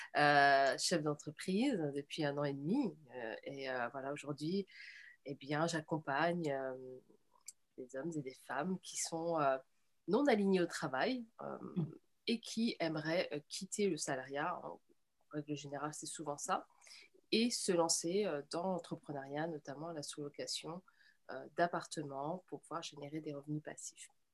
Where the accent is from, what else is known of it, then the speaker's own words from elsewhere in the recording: Nantes, Pays de la Loire, France; j'ai grandi, tu vois, à Nantes